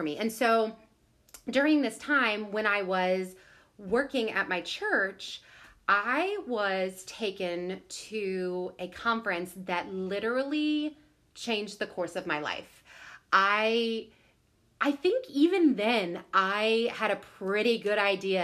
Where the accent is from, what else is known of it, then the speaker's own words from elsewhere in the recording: Southern Illinois, United States; I grew up in Southern Illinois.